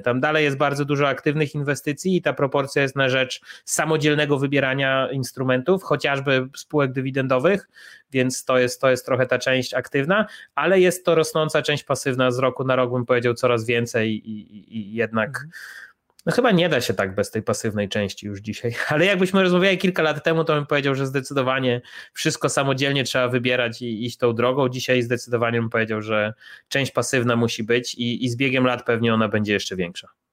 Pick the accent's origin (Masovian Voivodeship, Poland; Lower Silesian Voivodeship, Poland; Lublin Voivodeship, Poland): Lublin Voivodeship, Poland; Chełm; moved away as an adult; now in Warsaw, Poland; ja jestem z Hełma, z e, miejscowości na, na Lubelszczyźnie